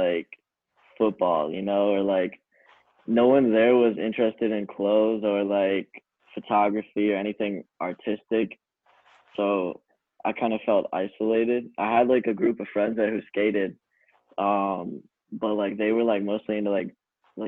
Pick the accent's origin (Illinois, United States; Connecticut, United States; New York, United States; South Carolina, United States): Illinois, United States; 45 minutes outside Chicago; also born or lived in Michigan; I grew up, I was born in Michigan. I moved to Illinois in first grade, and then I was raised 45 minutes outside the city my whole life.